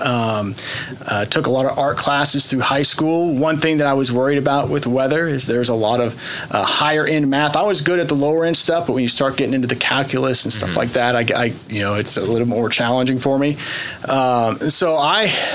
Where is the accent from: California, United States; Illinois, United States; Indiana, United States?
Indiana, United States; Dubois; born or raised there; now in Tulsa, United States